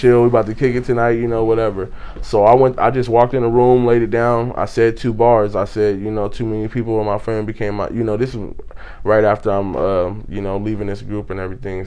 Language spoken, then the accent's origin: English; Pasadena, California, United States; now in Victorville, United States; I'm from Pasadena. That's where I was born and raised.